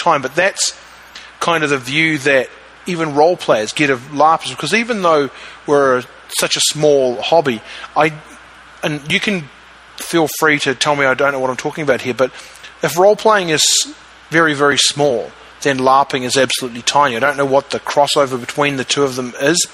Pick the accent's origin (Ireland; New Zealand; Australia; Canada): New Zealand; I'm from New Zealand